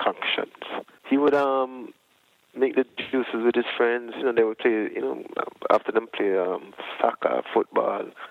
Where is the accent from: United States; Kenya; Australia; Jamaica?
Jamaica; For us growing up in Jamaica, we never really go to doctors that much when we were sick as children